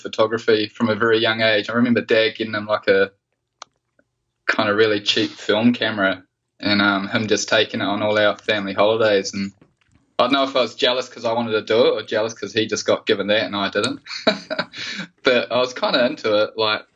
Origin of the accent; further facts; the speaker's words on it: Wellington, New Zealand; moved away as an adult; also born or lived in Taranaki, New Zealand / Coolangatta, Australia; now in Western Australia, Australia; I grew up in New Zealand, so in the very bottom of the North Island, Wellington